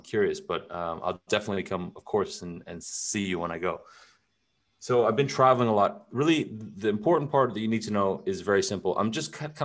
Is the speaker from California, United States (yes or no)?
yes; California, United States; moved away as an adult; also born or lived in Europe; now in Texas, United States; I grew up in California